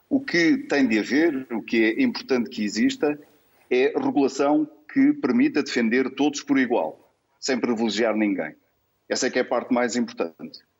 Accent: Portugal; É isso que é preciso fazer, como português, como cidadão e como cidadão do mundo

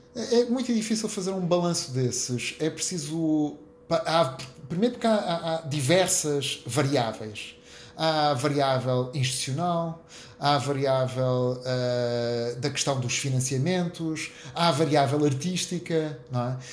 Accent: Maia, Norte, Portugal; also born or lived in Porto; nasci no Porto, mas os meus pais, muito cedo, uh, construíram uma casa numa localidadezinha do município da Maia, chamada Águas Santas, e, portanto, eu sou um suburbano

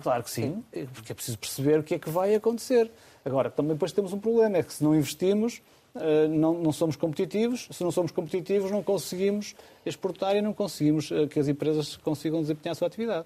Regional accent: Amarante, Norte, Portugal; Amarante é a minha terra

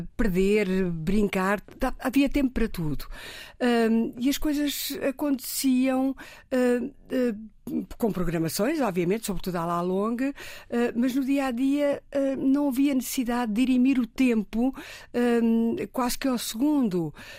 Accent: Riachos, Santarém District, Portugal; moved away as an adult; now in Lisbon, Portugal; Eu, eu, eu nasci na província, nos Riachos, eh, e nasci num sítio

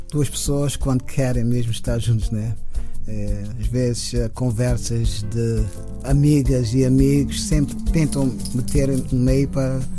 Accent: Cape Verde; queria retratar esses momentos que, que eu passei uh, crescendo em Cabo Verde.

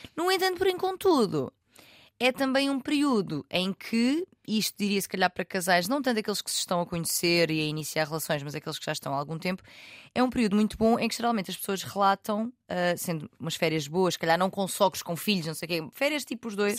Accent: Algarve, Portugal; eu sou do Algarve

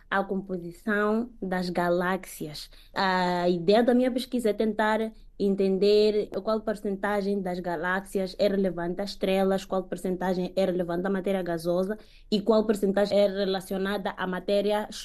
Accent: Mozambique; moved away as an adult

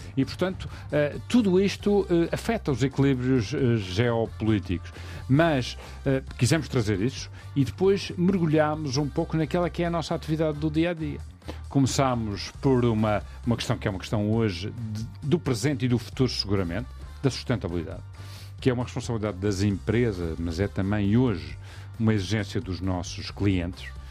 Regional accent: Madeira, Portugal; percebes o meu sotaque, Uh, nós somos uma ilha, uma ilha de imigração

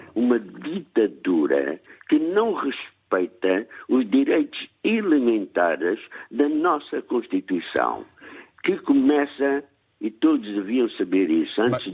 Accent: Angola; now in Porto, Portugal; como angolano, com 62 anos

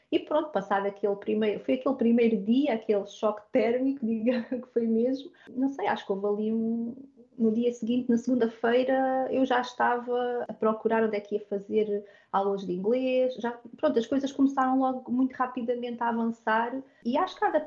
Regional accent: Portugal; now in Hamilton, Canada; obrigado por ter esta oportunidade de estar a partilhar a minha experiência como portuguesa pelo mundo.

